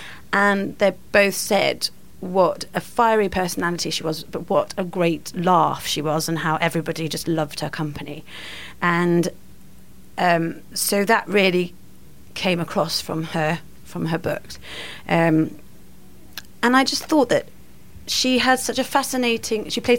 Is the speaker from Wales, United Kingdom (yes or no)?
yes; Swansea, Wales, United Kingdom; also born or lived in Carmarthen / Aberystwyth; Well, I was born in Carmarthen and lived for the first 4 years in Aberystwyth, but then moved to Swansea at the age of 4. And my mum is from Surrey, and I was brought up by her. So I've never really had a particularly strong Welsh accent